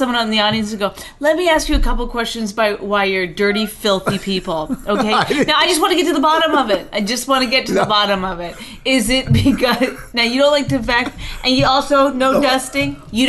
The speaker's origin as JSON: {"language": "English", "country": "Canada", "tie": "born or raised there", "said": "I grew up in Canada. That's our national pastime."}